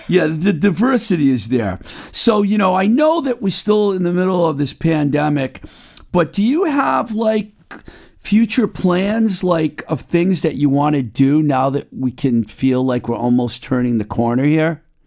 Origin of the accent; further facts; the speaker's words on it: Webster, Massachusetts, United States; the Book Lovers Gourmet in my hometown of Webster, Mass